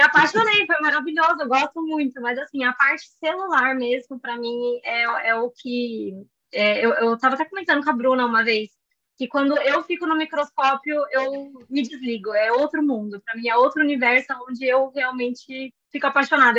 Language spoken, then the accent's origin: Portuguese; São Paulo, Brazil; also born or lived in Germany; morei minha vida inteira em São Paulo, ainda moro